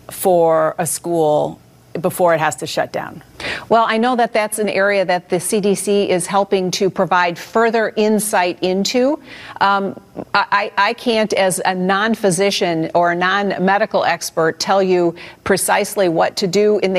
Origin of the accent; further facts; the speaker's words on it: Detroit, Michigan, United States; in my home state in the city of Detroit would be very different than that of a school